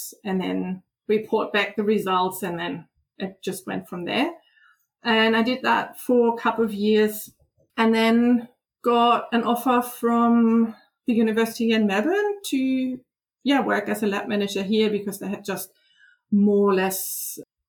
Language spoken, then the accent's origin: English; Germany; English is a second language; moved away; I from Germany, as you can probably hear, I have a bit of an accent. So I grew up in Germany